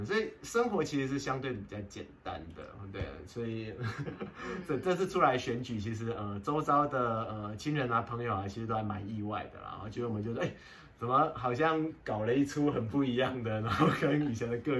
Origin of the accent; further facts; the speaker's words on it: Pingtung County, Taiwan; now in Taipei, Taiwan; 我从屏东嫁来台北，然后给丈母娘照顾，